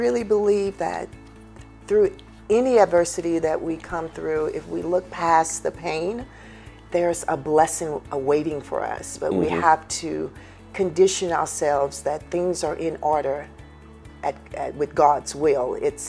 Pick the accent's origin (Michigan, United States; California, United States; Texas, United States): Texas, United States; Houston; me being a native Houstonian, I'm from Cashmere Garden.